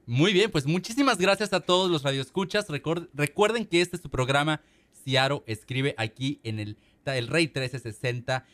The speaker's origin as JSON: {"language": "Spanish", "country": "Mexico", "tie": "born or raised there", "moved": "yes", "lives_now": "Seattle, United States", "said": "nuestras casas en México"}